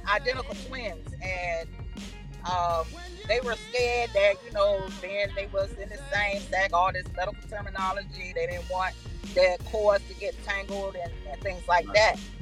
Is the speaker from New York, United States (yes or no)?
yes; New York, United States; we was born in New York